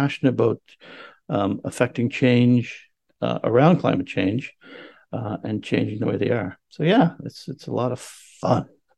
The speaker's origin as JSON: {"language": "English", "country": "Canada", "moved": "as an adult", "said": "I care about this area because I have lived here for 25 years. I immigrated from Canada in 1999 to live with my now wife. And it's where I raised my family."}